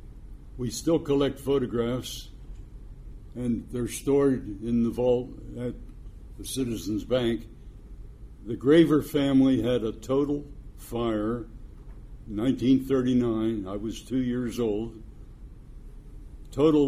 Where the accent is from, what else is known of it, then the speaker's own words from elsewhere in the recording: Pittsburgh, Pennsylvania, United States; Pittsburgh, my hometown